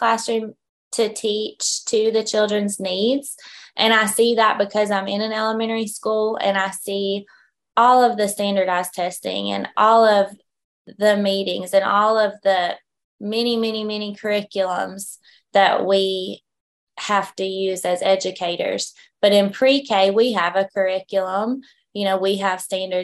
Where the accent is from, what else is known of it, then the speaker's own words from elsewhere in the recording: Habersham County, Georgia, United States; I'm from Habersham County